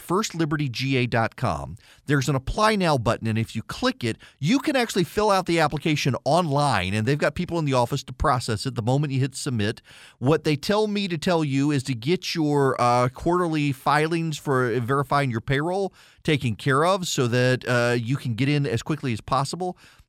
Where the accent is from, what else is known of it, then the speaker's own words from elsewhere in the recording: South Carolina, United States; That's the Australian one, not me. I'm from South Carolina.